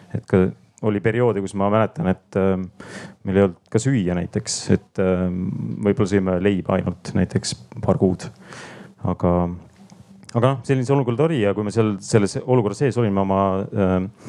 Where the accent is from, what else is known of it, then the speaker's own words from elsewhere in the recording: Paide, Järva County, Estonia; moved away; also born or lived in Tallinn; ma olen Paidest pärit